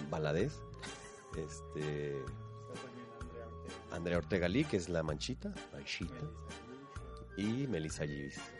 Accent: Chihuahua, Mexico; Mario y yo somos de Chihuahua.

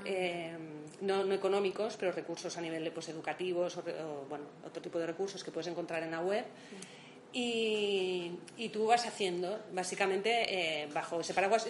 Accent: Barcelona, Catalonia, Spain; moved away as an adult; now in Madrid, Spain; yo soy de Barcelona.

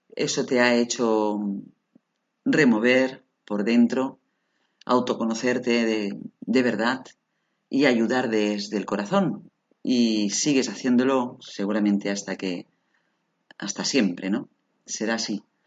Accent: Barcelona, Catalonia, Spain; now in Alicante, Spain; nací en Barcelona? Soy de Barcelona

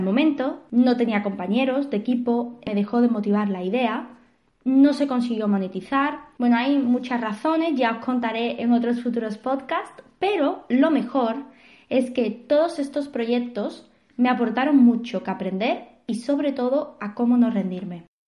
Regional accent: Seville, Andalusia, Spain; moved away as an adult; now in Barcelona, Spain; Soy de Sevilla, aunque llevo casi dos años en Barcelona

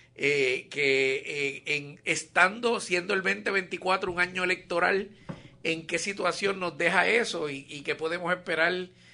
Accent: Puerto Rico; ya tú sabes cómo somos los boricuas con esto de los apellidos

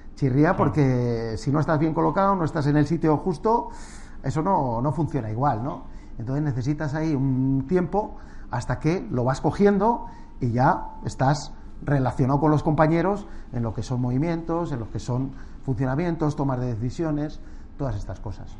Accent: Castile and León, Spain; moved away as an adult; also born or lived in Madrid; pasar la infancia en un pueblo fue un privilegio

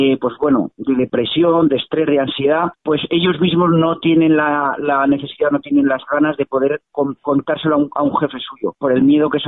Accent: Catalonia, Spain; los guardias civiles somos catalanes, eh, nuestras familias eh, están en Cataluña, nuestros hijos estudian en colegios en Cataluña y por supuesto nuestro futuro también está ahí.

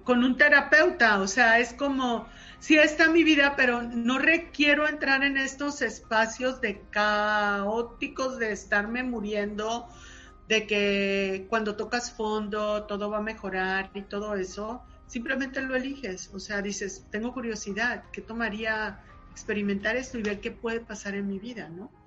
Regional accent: Sinaloa, Mexico; soy sinaloense

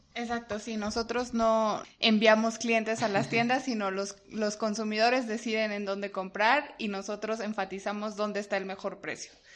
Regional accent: Mexico City, Mexico; yo soy mexicana, eh, nacida aquí en la Ciudad de México

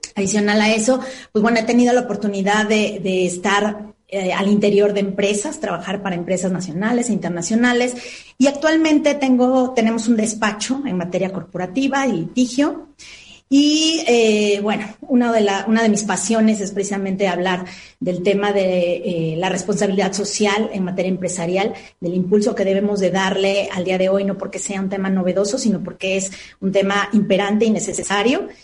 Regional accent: Veracruz, Mexico; moved away as an adult; now in Mexico City, Mexico; soy de Veracruz, del estado de Veracruz, tengo ya 12 años viviendo aquí en la Ciudad de México.

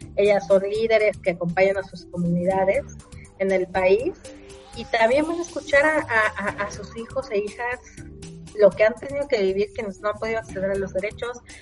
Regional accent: Mexico; quienes nacimos en México

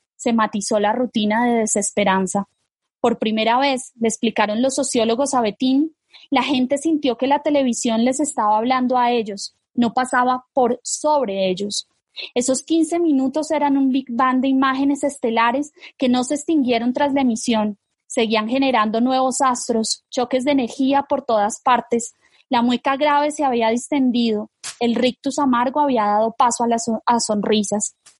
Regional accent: Colombia

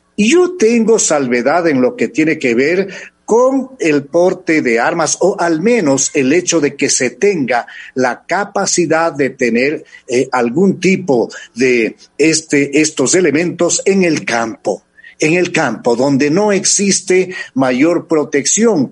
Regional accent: Ecuador; nosotros como ecuatorianos

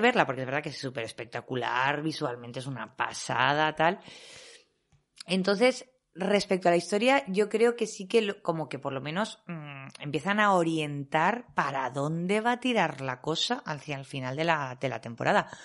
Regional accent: Valencian Community, Spain; yo soy valenciana

